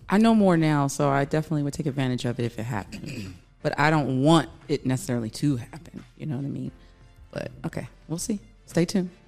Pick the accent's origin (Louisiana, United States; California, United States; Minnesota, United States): Louisiana, United States; I'm from Louisiana